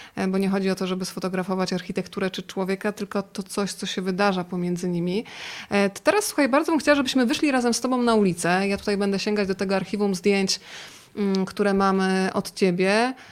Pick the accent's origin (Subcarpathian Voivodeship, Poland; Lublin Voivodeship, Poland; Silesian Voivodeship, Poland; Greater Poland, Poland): Subcarpathian Voivodeship, Poland; Rzeszów; now in Warsaw, Poland; ja pochodzę z Rzeszowa